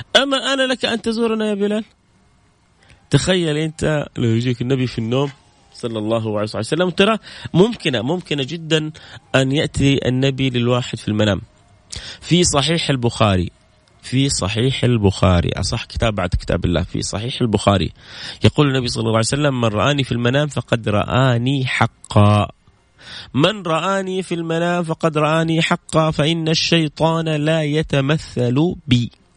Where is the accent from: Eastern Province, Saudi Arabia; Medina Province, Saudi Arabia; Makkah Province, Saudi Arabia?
Makkah Province, Saudi Arabia; Jeddah; انا من جده